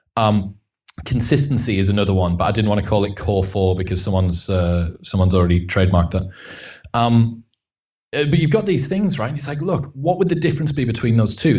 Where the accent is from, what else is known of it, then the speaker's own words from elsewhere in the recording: Stockton-on-Tees, North East England, United Kingdom; I'm from Stockton on Tees, so it's like the the arse end of Middlesbrough